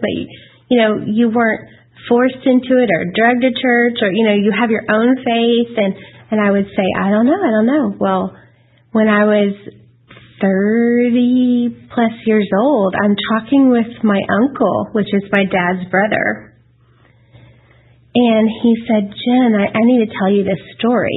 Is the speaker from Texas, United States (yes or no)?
yes; Dallas, Texas, United States; I was raised in Dallas